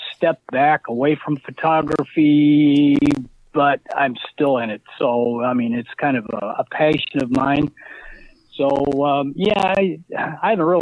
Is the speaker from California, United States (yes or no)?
no; South Bend, Indiana, United States; now in Michigan City, United States; I grew up in South Bend.